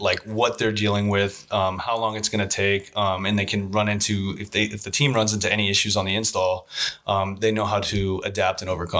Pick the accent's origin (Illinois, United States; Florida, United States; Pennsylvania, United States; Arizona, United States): Arizona, United States; Phoenix; Born and raised in Phoenix, Arizona. And I got into solar because I got out of the military back in 2009.